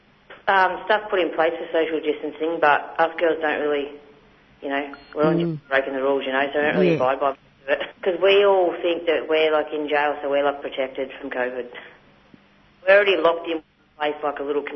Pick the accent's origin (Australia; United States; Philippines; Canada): Australia; Gippsland, Victoria; I'm from Gippsland, but my background's from Yorta Yorta up near Echuca and Shepparton.